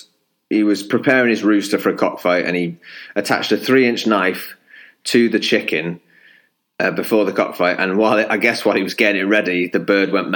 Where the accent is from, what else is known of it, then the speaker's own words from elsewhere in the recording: Chester, North West England, United Kingdom; I grew up in Chester